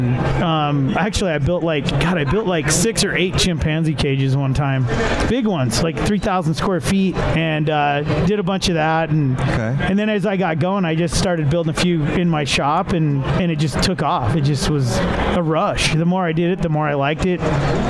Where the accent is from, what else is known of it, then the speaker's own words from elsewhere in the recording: Las Vegas, Nevada, United States; also born or lived in Montana; I was born in Las Vegas. Then my mom wound up marrying a guy from Montana. So I spent some of my childhood in Montana on, you know, ranch.